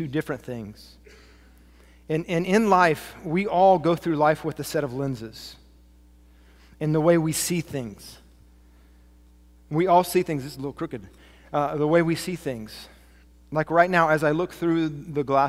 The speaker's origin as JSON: {"language": "English", "region": "Kansas", "country": "United States", "tie": "born or raised there", "said": "A middle-aged white man who grew up in farmland in the wheat fields of Kansas"}